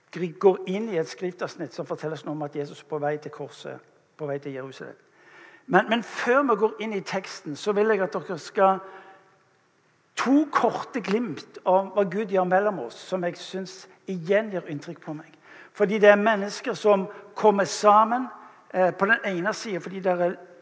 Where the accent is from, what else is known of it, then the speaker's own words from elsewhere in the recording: England, United Kingdom; now in Norway; jeg kommer fra England opprinnelig